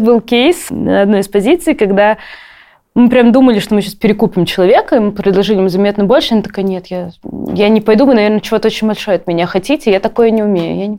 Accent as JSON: {"language": "Russian", "region": "Saint Petersburg", "country": "Russia", "said": "я из Петербурга, у нас там колец нету"}